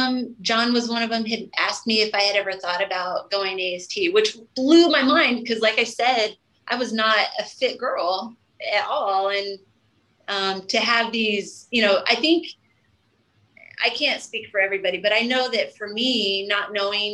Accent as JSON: {"language": "English", "region": "Colorado", "country": "United States", "moved": "as an adult", "said": "I'm from Colorado. I did not grow up in the ocean"}